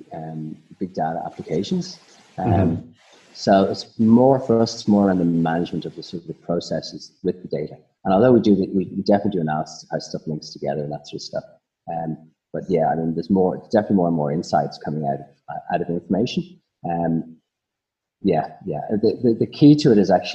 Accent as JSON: {"language": "English", "country": "Ireland", "accent": "Irish", "moved": "as an adult", "lives_now": "Australia", "said": "you can probably hear I'm Irish"}